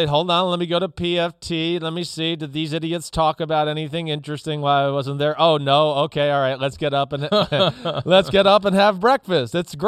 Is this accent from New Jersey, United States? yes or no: yes; New Jersey, United States; You know, up here where I grew up in New Jersey, like they played that loud siren at like 6 o'clock in the morning.